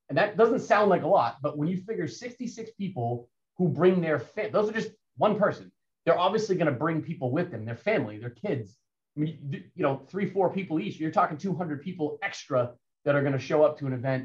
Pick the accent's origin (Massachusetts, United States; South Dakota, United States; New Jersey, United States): Massachusetts, United States; Central; also born or lived in Hopkinton; where I grew up in Central Mass